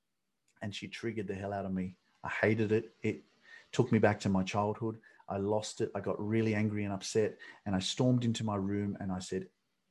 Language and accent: English; Sydney, New South Wales, Australia; also born or lived in Newcastle; I grew up in Sydney